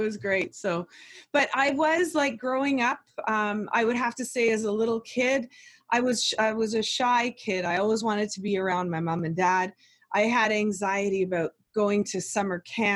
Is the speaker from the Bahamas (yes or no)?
no; Oakville, Ontario, Canada; we grew up in Oakville and went to a great school.